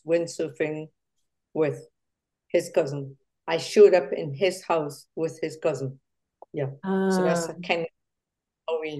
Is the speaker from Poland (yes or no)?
no; Trinidad & Tobago; we are from Trinidad and Tobago, as we say in Trinidad, born and bred in Trinidad and Tobago.